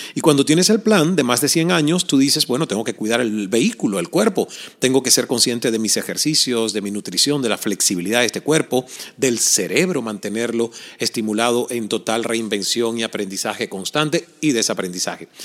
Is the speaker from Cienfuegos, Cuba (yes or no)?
no; El Caney, Santiago de Cuba, Cuba; yo crecí en Cuba, en un pequeño pueblo llamado El Caney